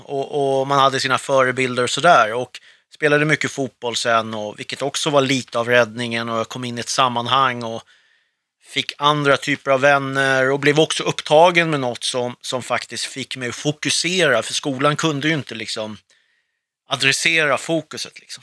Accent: Stockholm, Stockholm County, Sweden; born or raised there; also born or lived in Beirut, Lebanon / Södertälje

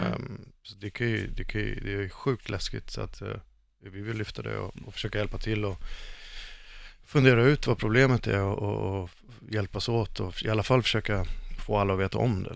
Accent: Stockholm, Stockholm County, Sweden; jag är uppvuxen i, i Stockholmsförort

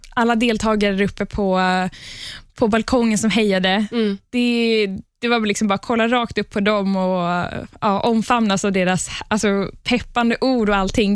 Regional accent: Palestine; moved away; Jag kommer ursprungligen från Palestina

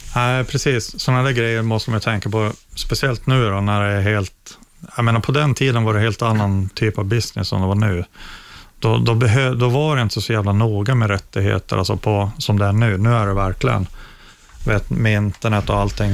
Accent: Luleå, Norrbotten County, Sweden; jag växte upp i Luleå eh, i ett villakvarter

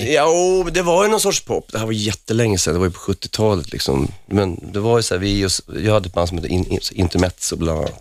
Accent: Huddinge, Stockholm County, Sweden; moved away as an adult; Jag var inte så ung när jag lämnade Huddinge

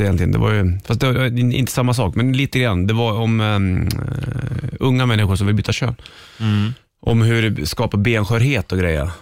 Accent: Hälsingland, Gävleborg County, Sweden; jag är från Hel- Hälsingland

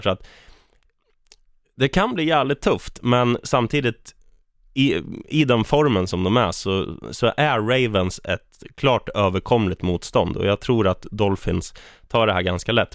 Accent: Eskilstuna, Södermanland, Sweden; jag är från Eskilstuna

